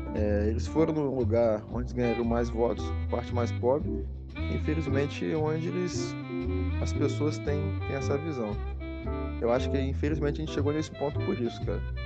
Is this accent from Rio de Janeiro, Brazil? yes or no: yes; Volta Redonda, Rio de Janeiro, Brazil; Eu sou aqui do estado do Rio, cresci aqui em Volta Redonda, que é o interior do estado